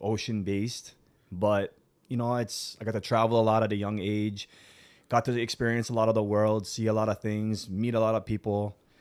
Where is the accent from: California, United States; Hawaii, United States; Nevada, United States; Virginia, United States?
Hawaii, United States; South Kona, Big Island of; I'm born and raised from the Big Island of Hawaii. I'm from South Kona